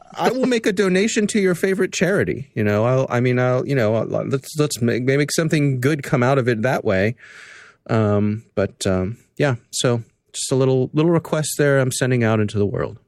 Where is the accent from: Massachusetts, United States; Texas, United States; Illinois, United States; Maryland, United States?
Maryland, United States; Columbia; born or raised there